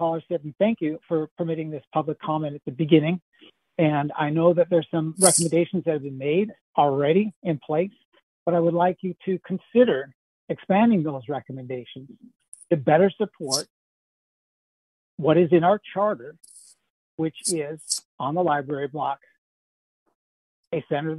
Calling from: Ann Arbor, Michigan, United States; I live here in Ann Arbor. I'm calling from Ann Arbor now. And I live in the lower town area, which is wonderful for the amount of park space we have near us, in part because of the river and the way it makes multiple bends here.

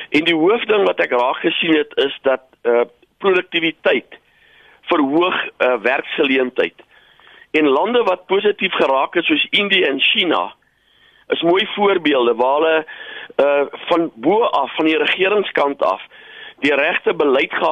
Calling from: Pretoria, Gauteng, South Africa; van Pretoria.

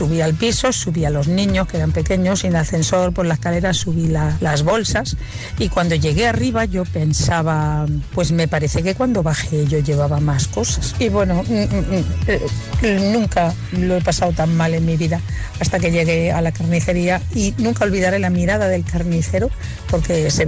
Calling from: Talavera de la Reina, Castilla-La Mancha, Spain; de Talavera de la Reina.

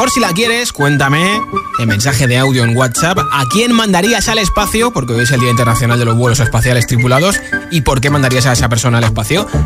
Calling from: Tenerife, Canary Islands, Spain; desde Tenerife.

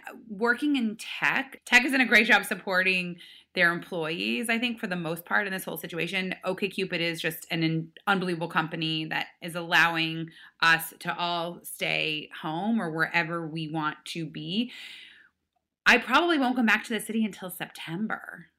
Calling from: New York, United States; So I am calling from outside of Manhattan. I live in New York City, downtown in Tribeca.

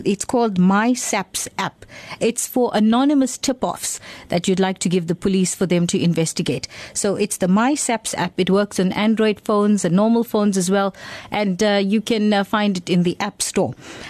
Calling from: Greytown, KwaZulu-Natal, South Africa; Good day, Lotus. I come from Greytown, and one of our local supermarkets has stopped screening people.

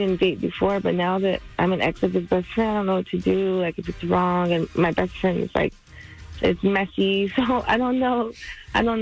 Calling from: Baltimore, Maryland, United States; I'm calling from Baltimore

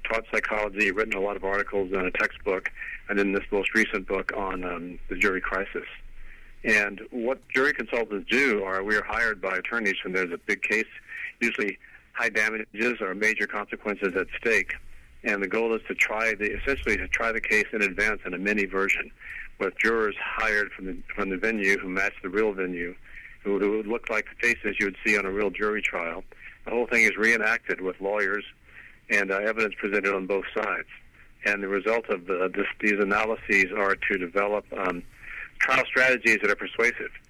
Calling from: Pasadena, California, United States; I'm in Pasadena, California.

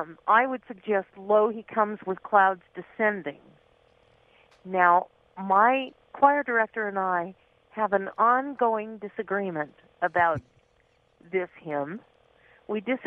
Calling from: Winnetka, California, United States

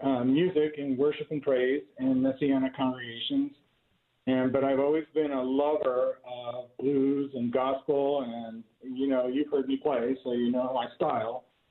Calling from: Camp Atterbury, Indiana, United States; Camp Atterbury, Indiana.

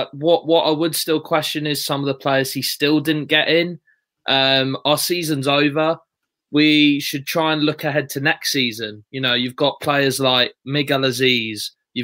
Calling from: Colchester, East of England, United Kingdom; I'm in Colchester, mate.

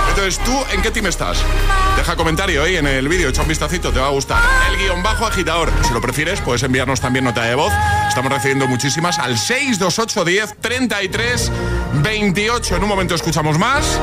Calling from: Valencia, Valencian Community, Spain; de Valencia.

